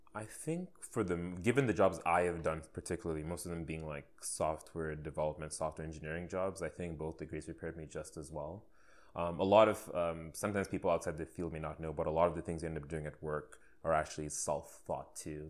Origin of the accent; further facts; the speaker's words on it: Saudi Arabia; moved away as an adult; now in Canada; I was born and raised in Saudi Arabia in the Middle East